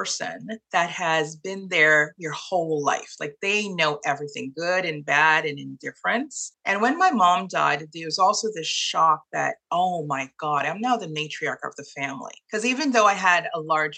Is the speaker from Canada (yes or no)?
yes; Toronto, Ontario, Canada; moved away as an adult; also born or lived in Trinidad and Tobago / Montreal, Canada; now in Kingston, Canada; we moved to Toronto and I grew up in Toronto and became a Torontonian